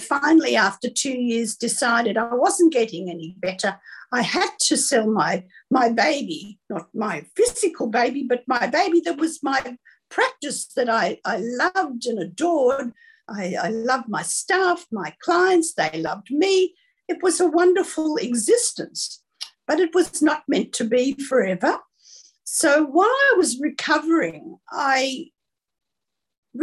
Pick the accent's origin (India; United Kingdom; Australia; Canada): Australia; Sydney, New South Wales; I was born in Sydney, the daughter of two perfectionists